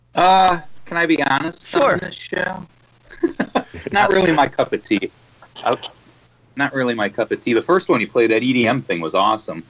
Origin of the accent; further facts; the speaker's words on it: Chicago, Illinois, United States; we're all from Chicago